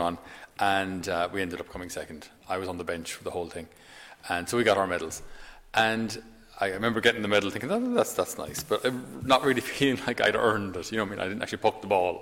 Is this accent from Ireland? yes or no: yes; Tipperary, Ireland; I'm from Tipperary, County Tipperary